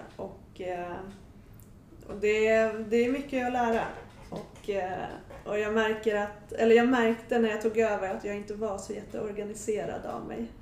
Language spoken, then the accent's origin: Swedish; Sweden; Men jag är född och uppvuxen här i Sverige